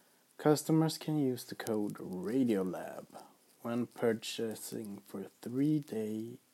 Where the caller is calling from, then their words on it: Sweden; I'm calling from Sweden.